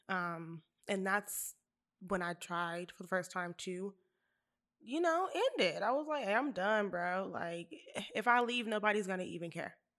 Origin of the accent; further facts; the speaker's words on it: Bakersfield, California, United States; I'm from Bakersfield